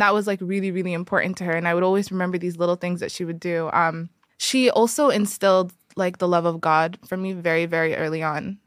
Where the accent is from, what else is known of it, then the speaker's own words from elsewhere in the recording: Eritrea; I'm from Eritrea.